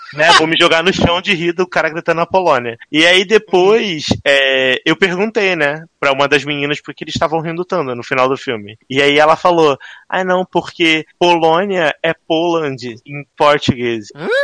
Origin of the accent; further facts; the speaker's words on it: Brazil; eu sou brasileiro